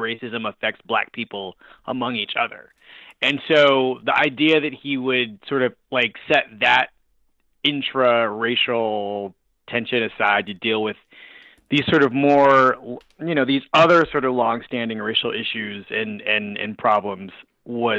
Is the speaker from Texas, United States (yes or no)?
no; Philadelphia, Pennsylvania, United States; now in Brooklyn, United States; I grew up in Philadelphia.